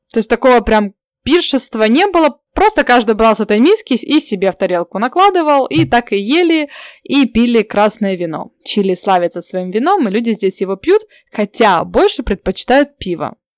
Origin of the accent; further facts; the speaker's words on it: Ukraine; now in Santiago, Chile; я с Украины